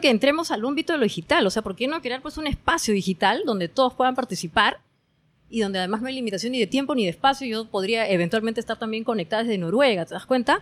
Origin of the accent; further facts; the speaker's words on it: Peru; moved away as an adult; now in Norway; como peruano